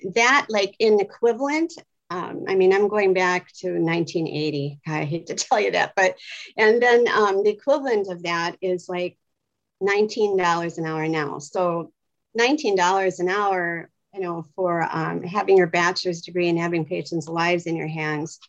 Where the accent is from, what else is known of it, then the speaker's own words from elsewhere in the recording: Wisconsin, United States; moved away as an adult; now in Los Angeles, United States; I'm originally from Wisconsin my whole life, and I came out here 12 years